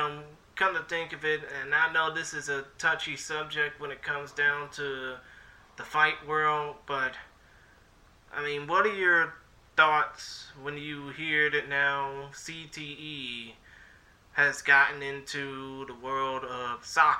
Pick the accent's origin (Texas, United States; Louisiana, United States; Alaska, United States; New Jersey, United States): Texas, United States; in my home state, obviously, Texas